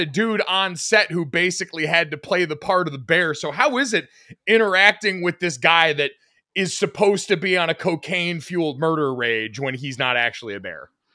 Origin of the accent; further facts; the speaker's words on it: Avon, Connecticut, United States; also born or lived in West Hartford, Connecticut; I grew up in Avon and then went to high school in West Hartford.